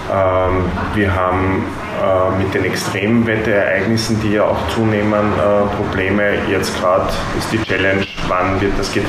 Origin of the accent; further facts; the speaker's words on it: Oberschützen-Willersdorf, Burgenland, Austria; Ja, ich komme da gleich aus der Nachbarschaft praktisch, aus Oberschützen-Willersdorf.